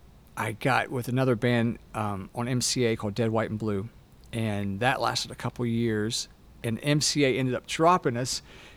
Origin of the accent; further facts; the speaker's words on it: Moss Point, Mississippi, United States; accent: Southern; moved away as an adult; also born or lived in Mobile, Alabama / Los Angeles, California; I was born in Mobile, Alabama, but raised like 30 minutes from there over in Moss Point, Mississippi.